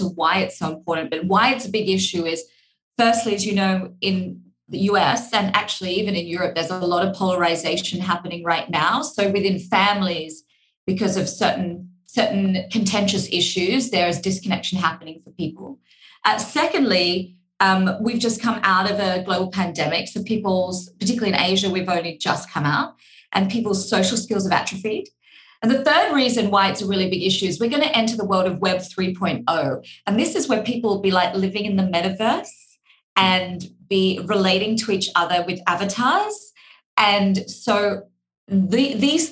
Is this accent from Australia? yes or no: yes; Australia; accent: Australian; my Australian accent